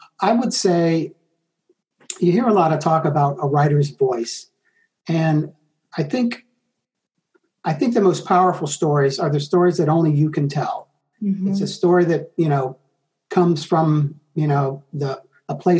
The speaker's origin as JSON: {"language": "English", "region": "Georgia", "country": "United States", "tie": "born or raised there", "also_born_or_lived": "Tennessee / the Carolinas", "moved": "yes", "said": "I'm originally from Georgia"}